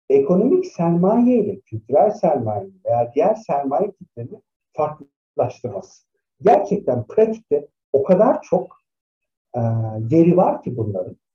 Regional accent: Tokat, Turkey; arkadaşlarım da çok garip gelse de ben Tokat'ta büyüdüm. Ondan sonra düşünsenize Tokat'ta 14-15 yaşında kimseyle sosyalleşemezsiniz

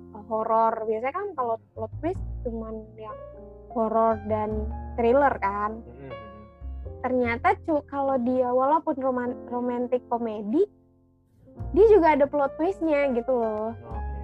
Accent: Padang, West Sumatra, Indonesia; moved away as an adult; now in Jakarta, Indonesia; gue asal dari Padang

